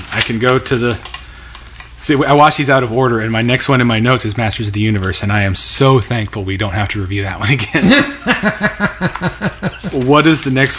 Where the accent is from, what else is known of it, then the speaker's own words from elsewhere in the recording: United States; I'm an American.